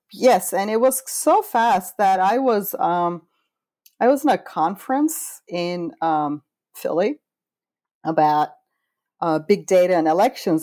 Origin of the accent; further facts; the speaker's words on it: Istanbul, Turkey; moved away; this is literally happening in my home country a couple of blocks from where I was born.